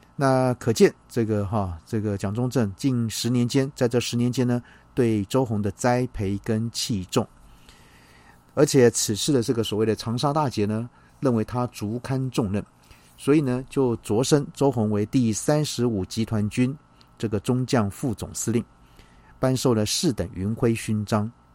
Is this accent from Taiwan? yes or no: yes; Taiwan; 我们台湾人民